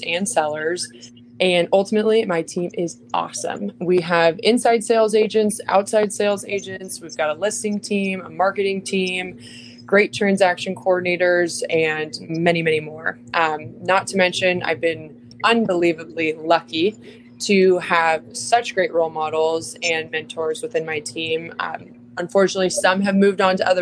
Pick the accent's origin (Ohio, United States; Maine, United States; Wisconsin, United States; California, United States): California, United States; Bay Area; moved away as an adult; now in San Diego, United States; I was born and raised in the Bay Area, grew up in a big Italian family